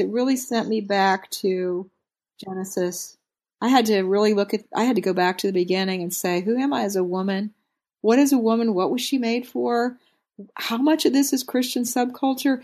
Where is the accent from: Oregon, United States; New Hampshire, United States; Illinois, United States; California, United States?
Oregon, United States; Willamette Valley; now in Texas, United States; grew up in the Willamette Valley on the river